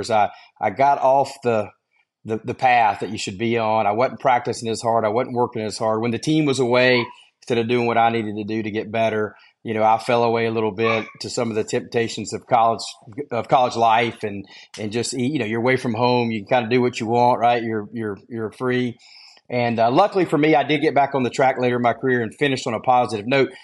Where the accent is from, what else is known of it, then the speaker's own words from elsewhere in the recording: Gastonia, North Carolina, United States; I grew up in Gastonia, North Carolina, which is about 20 miles west of Charlotte, a little small town